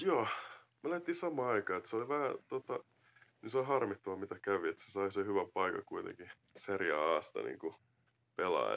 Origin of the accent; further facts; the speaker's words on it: Finland; vaikka mun Amerikan isä, niin kuitenkin mä oon kasvanut Suomessa ja suomalaisessa kulttuurissa